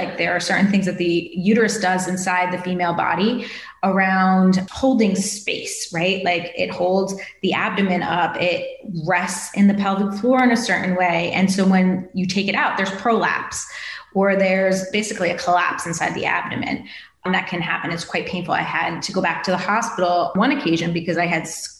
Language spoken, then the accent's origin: English; East Coast, United States; now in West Coast, United States; I grew up on the East Coast by the ocean, and then I moved to the West Coast and lived like 2 blocks from the Pacific.